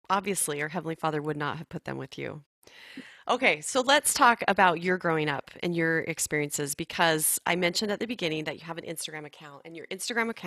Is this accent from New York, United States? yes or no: no; Arizona, United States; born there; in Arizona, then I moved away, then I came back. But yes, I love Arizona.